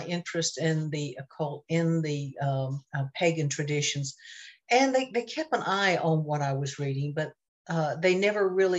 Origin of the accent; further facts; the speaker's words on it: North Carolina, United States; I grew up in North Carolina, in a very rural part of North Carolina